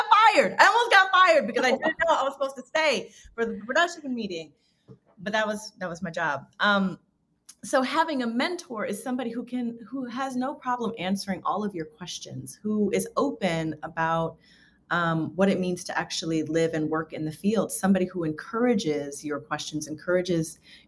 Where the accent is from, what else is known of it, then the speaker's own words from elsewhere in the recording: New York City, New York, United States; also born or lived in Miami / North Carolina; I grew up in New York City in Queens. But I moved around a lot as a kid and I lived in New York and I lived in Miami and North Carolina for a short stint.